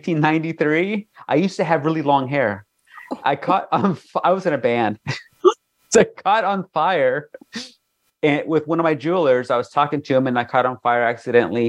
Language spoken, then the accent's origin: English; Bethune, Colorado, United States; moved away; also born or lived in Denver, Colorado; I grew up in Bethune, Colorado, population 183 people